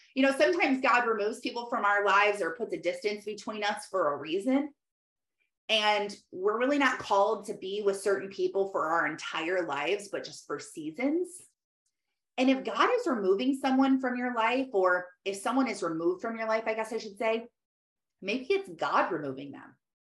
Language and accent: English; Michigan, United States; I'm from Michigan